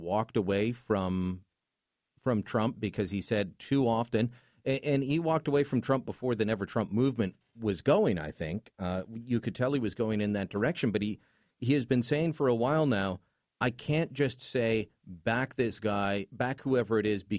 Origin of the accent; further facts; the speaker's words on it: Canada; as a Canadian